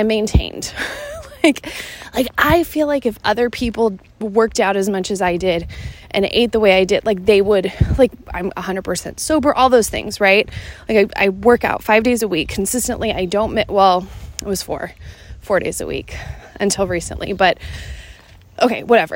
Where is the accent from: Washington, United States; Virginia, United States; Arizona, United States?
Washington, United States; Seattle; moved away as an adult; my hometown of Seattle, Washington